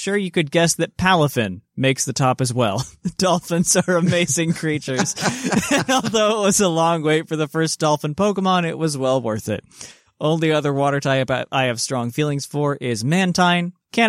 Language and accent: English; Port Elizabeth, Eastern Cape, South Africa; I grew up in Port Elizabeth in South Africa, a city on the coast.